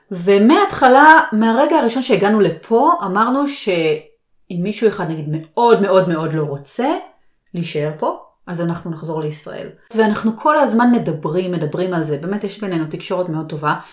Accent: Israel; נכון שלי יש את השפה, ואני גדלתי שם, אבל עדיין, אני השתניתי, בעלי השתנה, ישראל השתנתה.

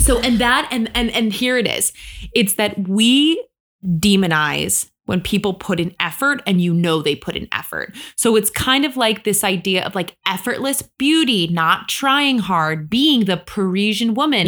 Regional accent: Michigan, United States; moved away as an adult; now in New York City, United States; I grew up in Michigan

